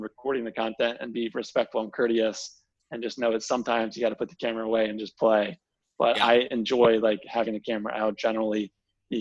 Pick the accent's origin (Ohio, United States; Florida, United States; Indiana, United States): Indiana, United States; Indianapolis; now in Georgia, United States; I'm from Indianapolis, so I'm team Peyton